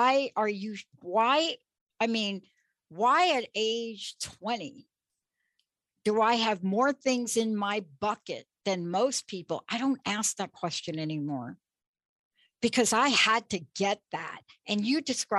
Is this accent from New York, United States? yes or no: yes; New York City, New York, United States; I grew up in the Bronx, New York